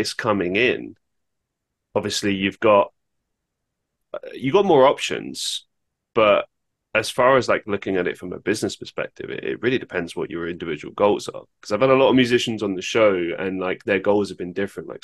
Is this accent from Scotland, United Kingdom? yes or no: no; London, United Kingdom; growing up in London